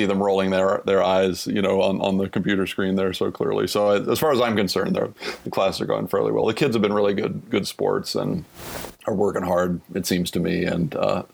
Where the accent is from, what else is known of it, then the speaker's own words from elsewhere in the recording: Topeka, Kansas, United States; moved away as an adult; Washburn is, you know, three blocks from the house I grew up in.